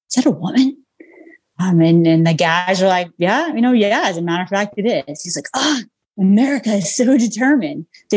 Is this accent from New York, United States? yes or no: yes; Long Island, New York, United States; moved away; I grew up on Long Island, New York